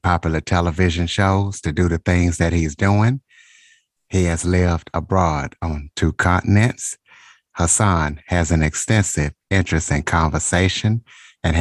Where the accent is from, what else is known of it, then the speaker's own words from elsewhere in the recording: Louisiana, United States; I'm from the South too, so I'm from Louisiana